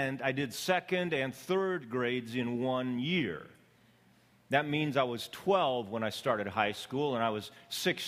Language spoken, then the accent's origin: English; Canadian Prairies, Canada; also born or lived in Ecuador; now in Los Angeles, United States; I was born on the Canadian prairies.